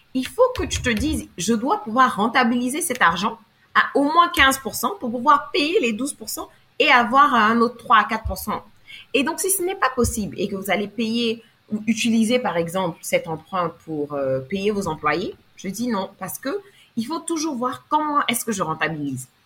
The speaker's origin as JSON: {"language": "French", "country": "Côte d’Ivoire", "also_born_or_lived": "Abidjan", "said": "je suis afro je suis ivoirienne et vivant présentement à Abidjan"}